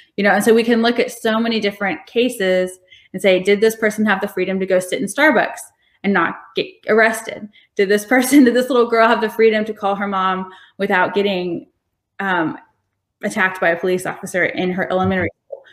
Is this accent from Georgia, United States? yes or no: yes; Macon, Georgia, United States; also born or lived in Alaska / Atlanta / Illinois / Morocco; my family is actually originally from Alaska, but we moved here when I was like seven or something. So I grew up in Macon.